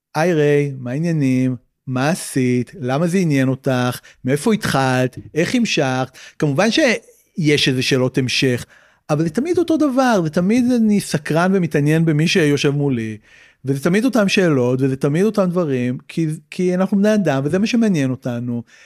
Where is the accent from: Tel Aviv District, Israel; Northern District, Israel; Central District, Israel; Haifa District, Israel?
Tel Aviv District, Israel; Tel Aviv; גדלתי בצפון תל אביב